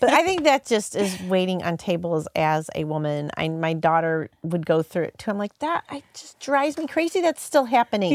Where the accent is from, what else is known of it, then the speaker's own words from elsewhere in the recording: Hazelwood, Missouri, United States; I grew up, so I grew up in Hazelwood.